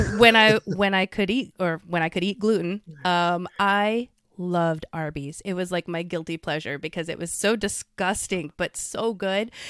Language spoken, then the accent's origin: English; Philippines; Those in the Philippines, I've been to the Philippines. I'm from the Philippines.